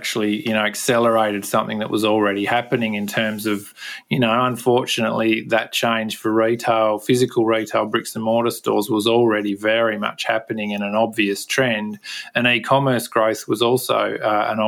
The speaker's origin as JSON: {"language": "English", "region": "Tasmania", "country": "Australia", "accent": "Tasmanian", "moved": "yes", "lives_now": "Perth, Australia", "said": "I'm stuck with my Tasmanian accent"}